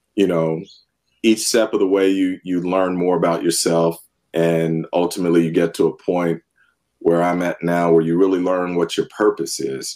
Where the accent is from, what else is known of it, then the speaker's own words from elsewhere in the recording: Northern California, United States; also born or lived in San Francisco; I grew up in Northern California, was born in San Francisco